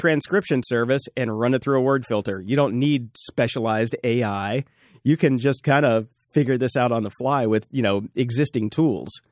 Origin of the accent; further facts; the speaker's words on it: the South, United States; I grew up in the South and I grew up around her